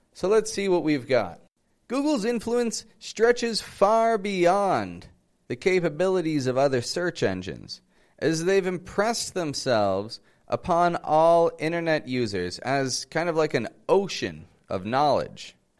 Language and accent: English; Toronto, Ontario, Canada; moved away as an adult; now in Mexico; I come from Toronto, living in Mexico at the moment